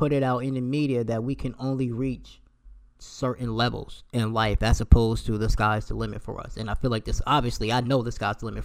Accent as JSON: {"language": "English", "region": "New Jersey", "country": "United States", "also_born_or_lived": "Philadelphia", "said": "I'm from South Jersey, but I rep Philly"}